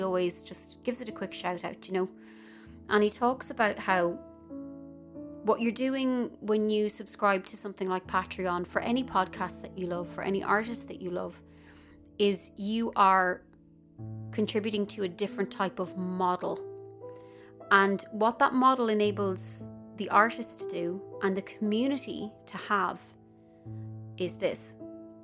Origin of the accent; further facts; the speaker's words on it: Ireland; moved away; as Irish people